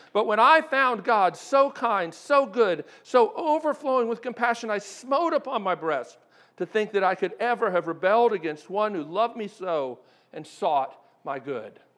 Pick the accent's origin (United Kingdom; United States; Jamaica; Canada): United States; Maryland; moved away; I grew up in Maryland